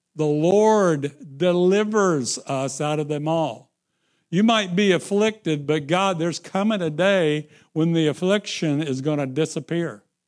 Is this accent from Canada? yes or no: no; Midwest, United States; I am from the Midwest.